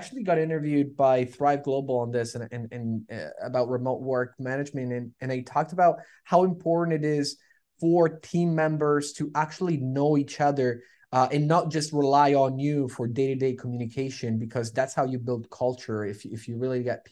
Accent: Toronto, Ontario, Canada; We're from Toronto

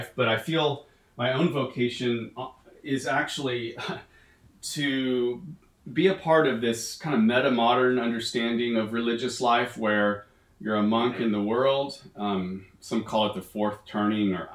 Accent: Texas, United States; moved away as an adult; also born or lived in Nicaragua / Boston / Chicago; I'm from Texas, but I lived in Nicaragua for a couple years, and then I did with the Franciscans, and then I was in Boston for 4 years, and then we went to Chicago for 4 years.

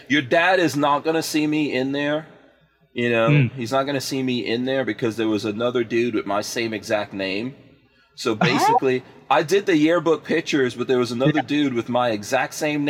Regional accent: New York, United States; I'm a New Yorker. Yeah.

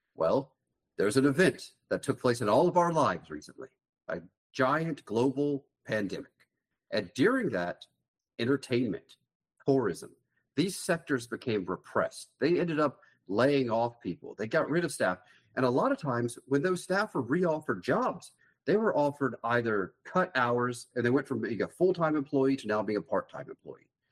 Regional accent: coastal Mississippi, United States; I'm from coastal Mississippi

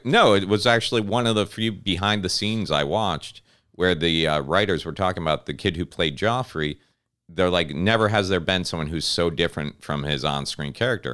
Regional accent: Connecticut, United States; when I was a kid growing up in Connecticut

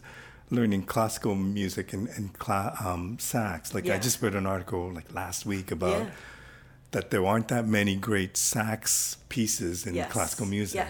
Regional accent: Toronto, Ontario, Canada; I'm from Toronto

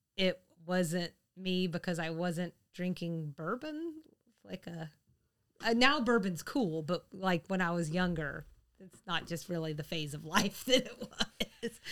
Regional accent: the South, United States; moved away; I lived outside the South

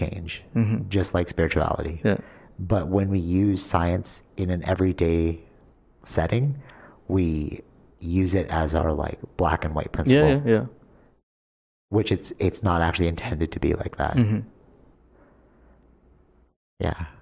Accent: Canada; we're Canadian

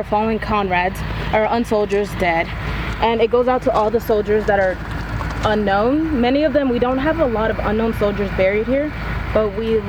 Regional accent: Tanzania; also born or lived in Maryland / Colorado; now in Greeley, United States; I was born in Tanzania, Africa.

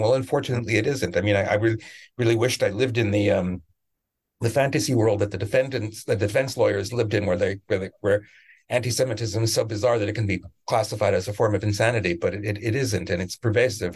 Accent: Canada; also born or lived in Israel; now in United States; I'm from Canada originally

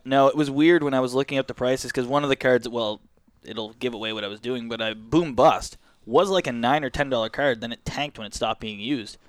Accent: Canada; We're Canadian

